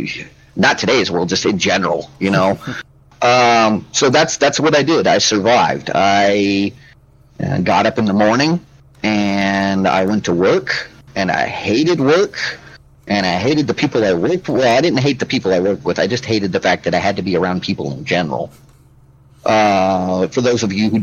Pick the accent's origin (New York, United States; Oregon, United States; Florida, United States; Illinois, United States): Oregon, United States; Milton-Freewater; moved away; that was what I considered to be my hometown